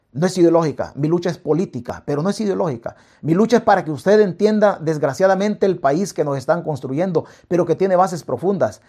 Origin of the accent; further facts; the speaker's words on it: El Salvador; nosotros como salvadoreños